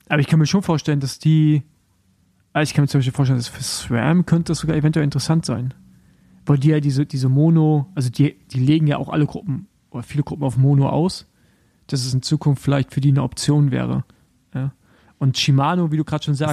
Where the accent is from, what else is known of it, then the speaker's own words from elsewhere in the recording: the East, eastern Germany, Germany; da, wo ich herkomme, also so aus dem Osten